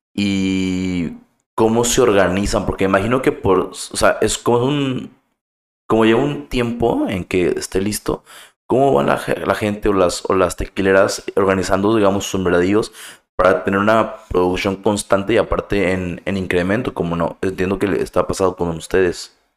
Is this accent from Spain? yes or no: no; Mexico; nosotros como mexicanos